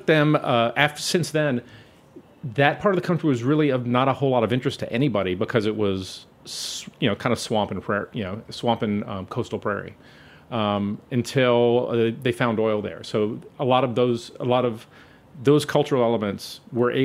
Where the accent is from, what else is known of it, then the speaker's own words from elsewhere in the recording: New Iberia, Louisiana, United States; moved away as an adult; also born or lived in San Antonio, Texas / Austin, Texas; now in New Orleans, United States; I grew up in French Catholic South Louisiana in a place called New Iberia, which is a little town